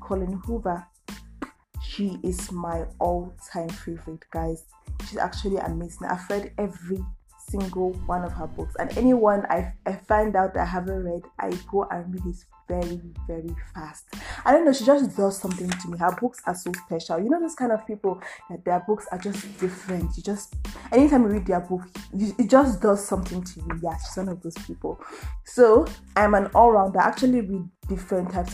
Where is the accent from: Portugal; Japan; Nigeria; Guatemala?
Nigeria; I'm a Nigerian